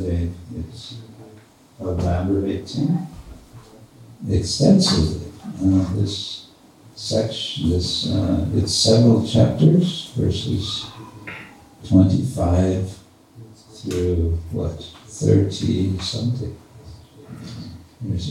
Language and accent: English; United States; accent: American English; my American English.